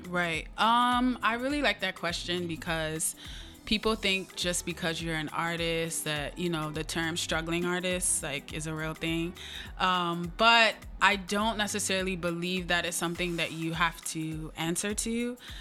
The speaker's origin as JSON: {"language": "English", "country": "United States", "tie": "born or raised there", "said": "for us being Nigerian American and first gen"}